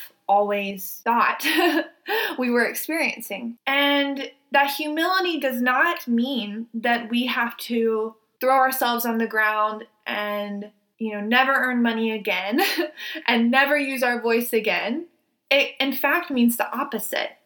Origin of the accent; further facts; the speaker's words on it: the South, United States; I was raised in the South. I was raised in probably one of the most racist areas in the country.